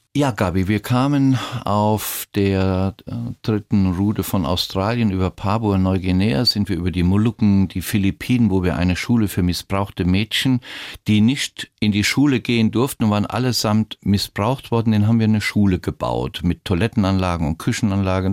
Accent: Rhineland-Palatinate, Germany; mich ausbilden lassen in meiner Heimat in Rheinland-Pfalz zum Piloten

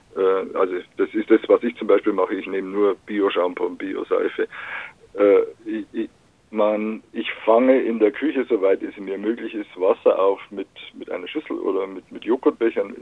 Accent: Upper Palatinate, Northern Bavaria, Germany; moved away; in meiner Heimat in, Nordbayern, irgendwo in der Provinz, in, der Oberpfalz

